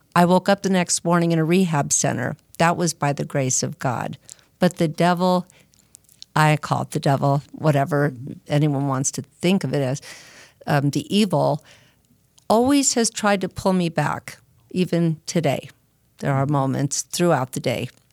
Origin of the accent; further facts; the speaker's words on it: Arcadia, California, United States; I'm from, uh, Arcadia, California, Southern Cal.